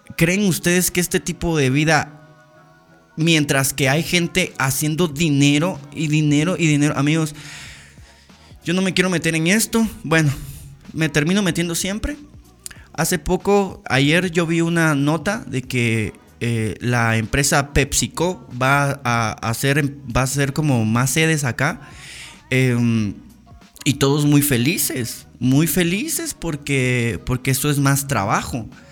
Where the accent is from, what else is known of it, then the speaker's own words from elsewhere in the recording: Guatemala; como guatemaltecos